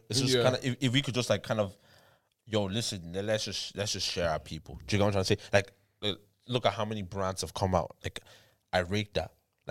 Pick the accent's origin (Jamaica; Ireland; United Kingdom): Ireland; and as Irish artists, yeah